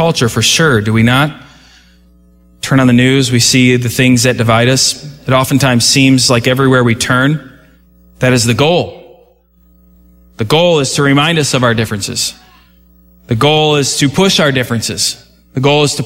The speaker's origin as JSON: {"language": "English", "country": "United States", "tie": "born or raised there", "said": "I didn't choose America. But I was born here"}